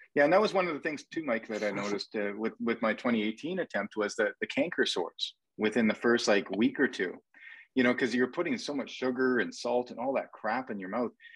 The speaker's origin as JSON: {"language": "English", "country": "Canada", "accent": "Canadian", "said": "my Canadian accent"}